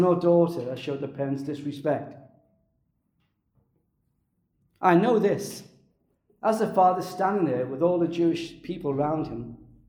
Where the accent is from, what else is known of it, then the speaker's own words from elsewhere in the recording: Liverpool, North West England, United Kingdom; I was brought up in Liverpool